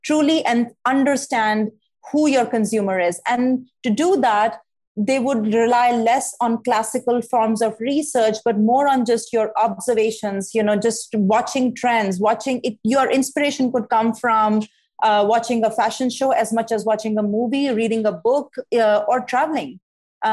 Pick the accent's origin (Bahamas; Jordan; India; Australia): India; moved away as an adult; also born or lived in New York; now in Arizona, United States; I'm from India, in case you haven't noticed yet, I come from a very academically competitive, you know, landscape.